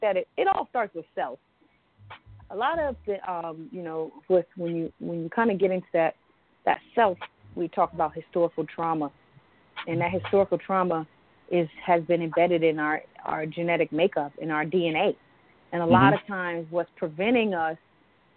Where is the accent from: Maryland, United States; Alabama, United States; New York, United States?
New York, United States; Southampton; I come from the Shinnecock Indian Nation, which is in Southampton, Long Island, New York